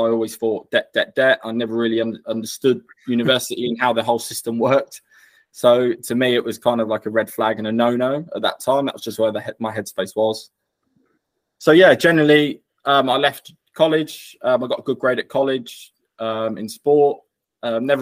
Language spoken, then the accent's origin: English; Norfolk, East of England, United Kingdom; I'm from Norfolk, born and bred, so I grew up there